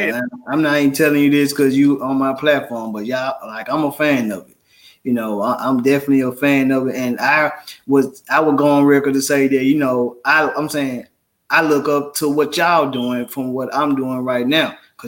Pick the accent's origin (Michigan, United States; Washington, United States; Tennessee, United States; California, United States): Tennessee, United States; Memphis; I'm from Memphis. Like I'm proud to say that, you know, I'm comforted. I'm born and raised out of Orange Mound.